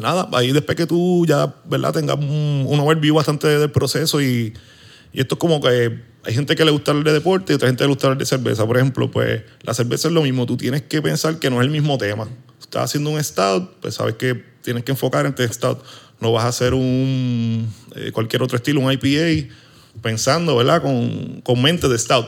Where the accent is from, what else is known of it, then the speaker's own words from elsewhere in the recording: Arecibo, Puerto Rico; moved away as an adult; now in Hatillo, Puerto Rico; Yo soy original de Arecibo